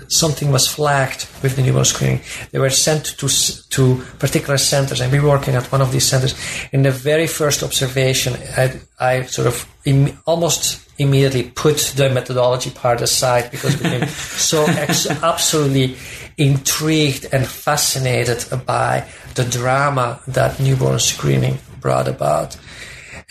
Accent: Belgium; moved away as an adult; also born or lived in Minnesota, United States; now in United States; I'm originally from Belgium, and I did my undergraduate degree in sociology there

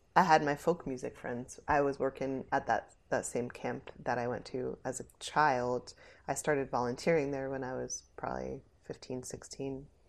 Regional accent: New Jersey, United States; I was born in Jersey

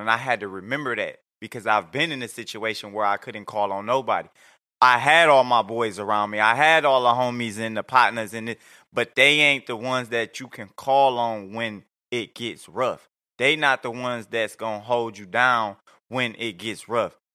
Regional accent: Detroit, Michigan, United States; now in Atlanta, United States; I'm out of Atlanta. I'm from Detroit

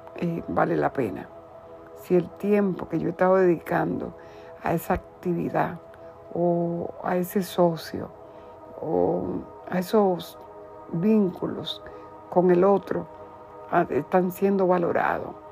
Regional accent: Dominican Republic; soy de la República Dominicana

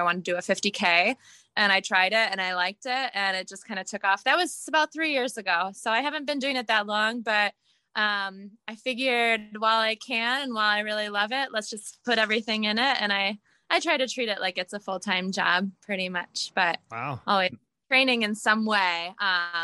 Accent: Lake Placid, New York, United States; moved away as an adult; also born or lived in Buffalo, New York; now in Bend, United States; I'm originally from the East Coast, Lake Placid, New York, and born in Buffalo

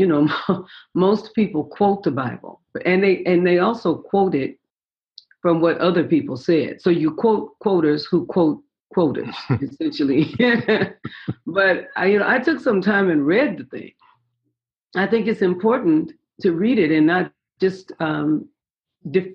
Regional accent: San Francisco, California, United States; I was born in San Francisco, and raised in San Francisco

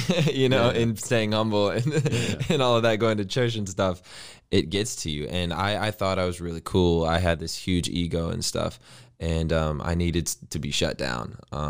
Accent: Indiana, United States; So I'm originally from Indiana, born and raised, grew up in the Midwest.

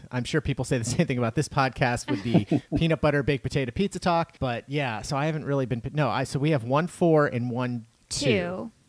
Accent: Steubenville, Ohio, United States; now in North Carolina, United States; Yes, I'm from Steubenville, which is north of Wheeling, and I grew up on that style of pizza.

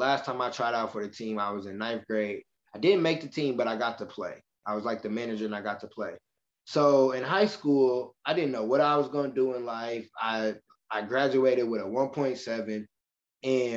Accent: Michigan City, Indiana, United States; moved away as an adult; now in Indianapolis, United States; I'm from Michigan City, Indiana, and I moved here to Indianapolis

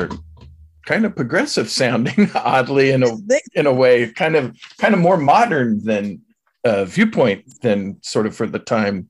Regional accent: Oklahoma, United States; So, yeah, no, I grew up on Tinker. So I, too, lived on the military base.

